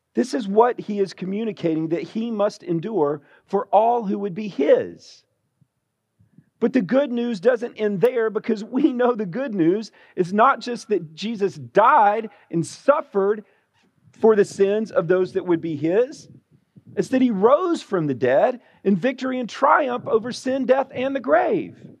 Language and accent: English; Alabama, United States; moved away; being born and raised in Alabama